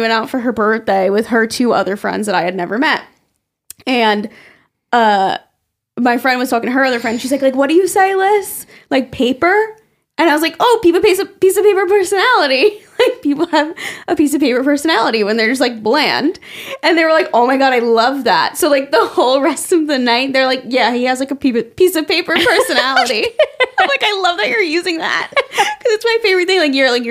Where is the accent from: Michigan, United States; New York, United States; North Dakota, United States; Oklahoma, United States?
New York, United States; Staten Island; I'm from Staten Island.